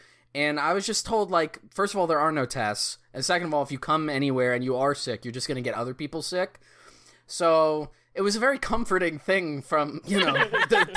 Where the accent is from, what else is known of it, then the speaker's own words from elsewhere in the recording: New York, United States; now in Philadelphia, United States; we live in Philadelphia, but I'm originally from New York